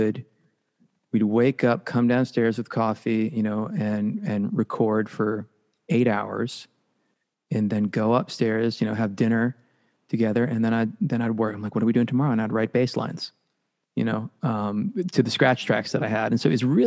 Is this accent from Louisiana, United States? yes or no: no; Worcester, Massachusetts, United States; I'm from Worcester